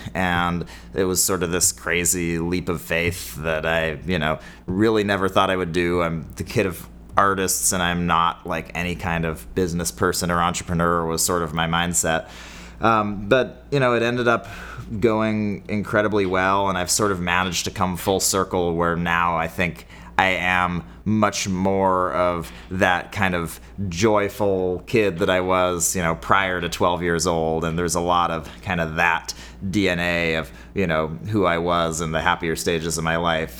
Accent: Bay Area, California, United States; I grew up in the Bay Area

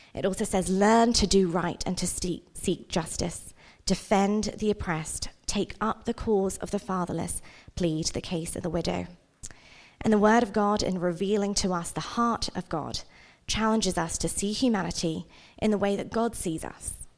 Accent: England, United Kingdom; also born or lived in India; now in Utah, United States; I was born in India, but I grew up in England.

